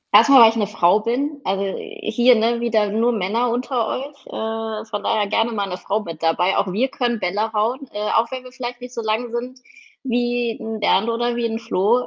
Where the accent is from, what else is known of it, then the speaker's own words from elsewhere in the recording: Mettmann, North Rhine-Westphalia, Germany; bin gebürtige Mettmännerin, komme also aus der Hochburg, der Golfer